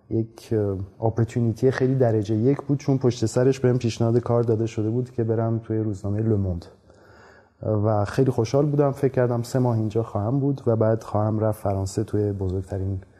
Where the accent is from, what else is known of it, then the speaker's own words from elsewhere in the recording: Iran; also born or lived in France; بله من متولد ایرانم من سال 1969 تو ایران به دنیا آمدم